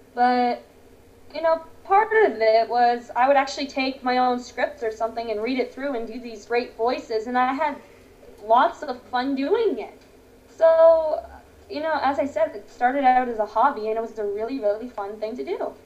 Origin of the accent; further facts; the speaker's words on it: Toronto, Ontario, Canada; I am from Canada, Toronto. Very nice place